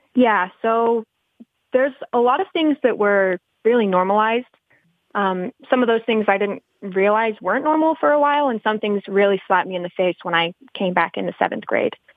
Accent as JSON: {"language": "English", "town": "Colorado City", "region": "Arizona", "country": "United States", "tie": "born or raised there", "said": "I grew up in Short Creek on and off, but I've been back for about seven years now."}